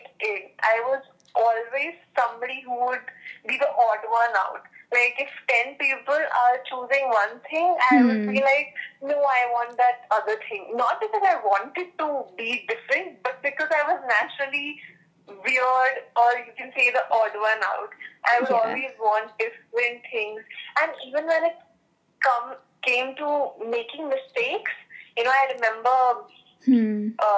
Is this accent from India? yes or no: yes; India; also born or lived in Bangalore; I'm from India